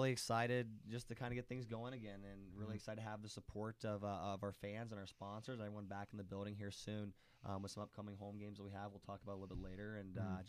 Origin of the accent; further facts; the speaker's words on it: Wheaton, Illinois, United States; Wheaton, Illinois.